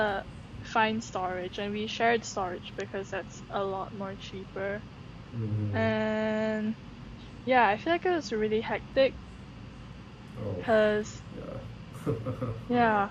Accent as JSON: {"language": "English", "country": "Singapore", "moved": "as an adult", "said": "I'm from Singapore"}